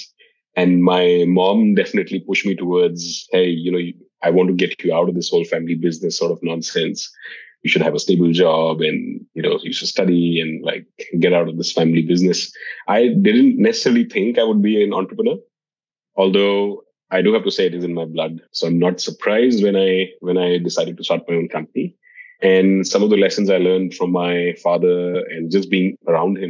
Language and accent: English; Dehradun, Uttarakhand, India; moved away as an adult; now in Singapore; I grew up in India in a small town called Dehradun.